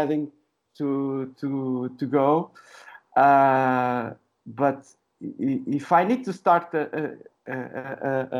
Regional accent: Sintra, Lisbon, Portugal; now in Lisbon, Portugal; I was born in Lisbon. I didn't live in Lisbon all my life. I lived in a village very close to Lisbon. I don't know, maybe 30 minutes, 40 minutes from Lisbon.

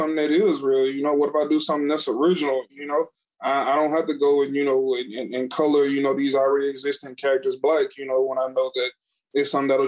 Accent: Natchitoches, Louisiana, United States; I'm from Natchitoches

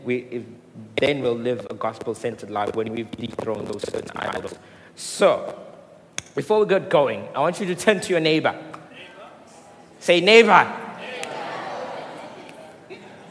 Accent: Mooi River, KwaZulu-Natal, South Africa; now in Durban, South Africa; I come from Moy River.

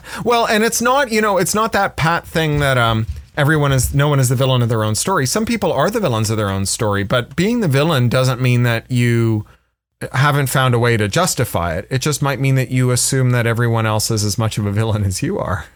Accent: Toronto, Ontario, Canada; I, I grew up in Toronto, which, which was a city full of writers who were very accessible.

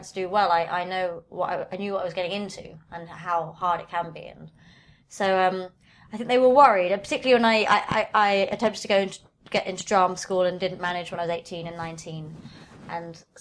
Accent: London, United Kingdom; also born or lived in Camden, London; I was born in Camden, but actually grew up mostly in southwest London near Richmond.

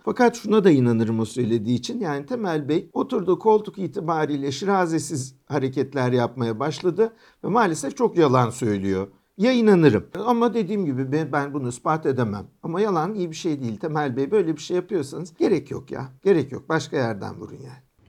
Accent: Istanbul, Turkey; İstanbul'dan doğduk büyüdük işte bizim şehrimiz yani. Sur içinde doğduk, sur içinde büyüyoruz

